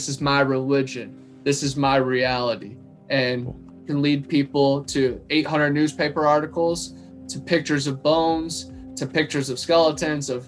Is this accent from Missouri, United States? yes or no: no; Ohio, United States; moved away as an adult; now in Florida, United States; I've been going back to my old school back in Ohio